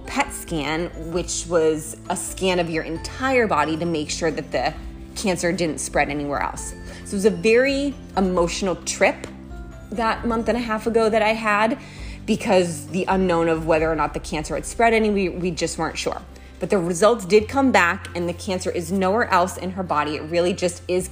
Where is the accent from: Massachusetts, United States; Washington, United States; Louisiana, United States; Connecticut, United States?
Massachusetts, United States; moved away as an adult; also born or lived in San Francisco, California; now in Los Angeles, United States; I grew up in Massachusetts, which is on the East Coast of the United States